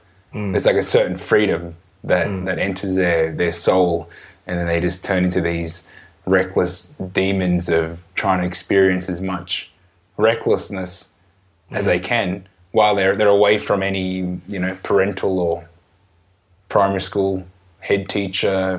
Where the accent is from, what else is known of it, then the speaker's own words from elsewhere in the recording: Newcastle, New South Wales, Australia; we're from Newcastle